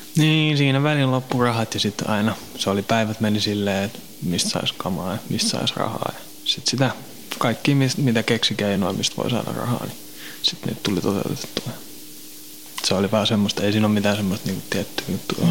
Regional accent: Helsinki, Uusimaa, Finland; also born or lived in Kirkkonummi / Pornainen; mä oon vähän joka puolella Helsinkiin kasvanut

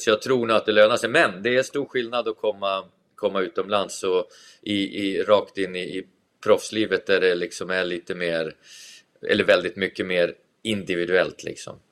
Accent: Tavelsjö, Västerbotten County, Sweden; när jag var liten i Tavelsjö

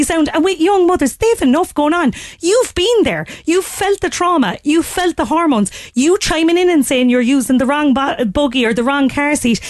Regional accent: Ireland; I'm Irish

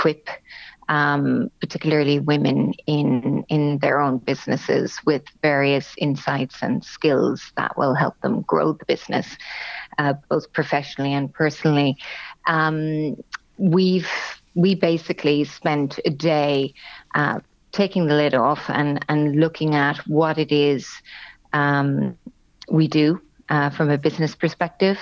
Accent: Cork, Munster, Ireland; moved away as an adult; also born or lived in Germany; I was born and raised in Cork, and indeed did my education also in Cork with a BCom from UCC

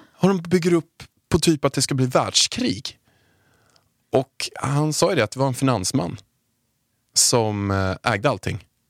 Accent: Haninge, Stockholm County, Sweden; jag är uppväxt i Haninge

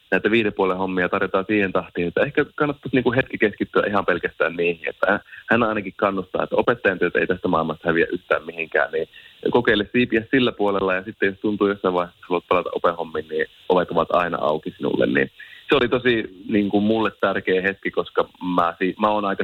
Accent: Oulu, North Ostrobothnia, Finland; accent: Oulu dialect; mä oon Oulusta ja sen takia kuulostan tältä.

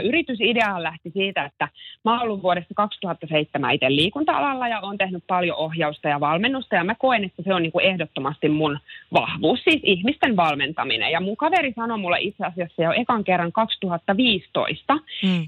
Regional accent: Helsinki, Uusimaa, Finland; olen helsinkiläinen äiti ja yrittäjä

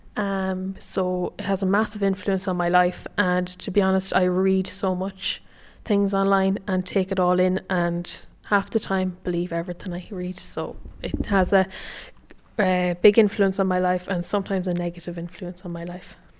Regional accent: County Sligo, Connacht, Ireland; I'm fifteen years old and I'm from Buddenadin, County Sligo

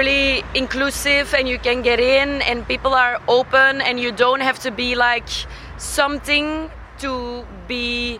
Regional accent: Antwerp, Flanders, Belgium; I'm from Antwerp, Belgium.

